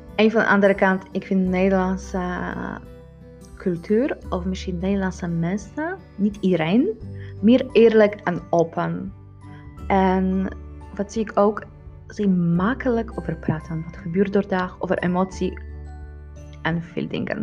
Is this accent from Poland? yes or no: yes; Poland; Dutch is a second language; moved away as an adult; now in Netherlands; Hoe ik ervaar moederschap als een Poolse vrouw in Nederland